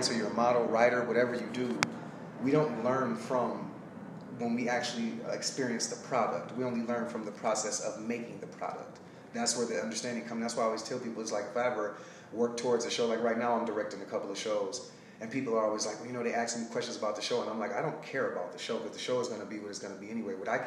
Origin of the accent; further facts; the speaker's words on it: Detroit, Michigan, United States; moved away as an adult; also born or lived in Alabama / Sacramento; now in California, United States; Well, I'm from Detroit, Michigan. I left there and I got a full track scholarship to Alabama State